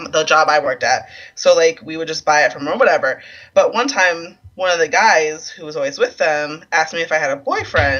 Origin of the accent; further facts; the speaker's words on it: Des Moines, Iowa, United States; I grew up on the south side of Des Moines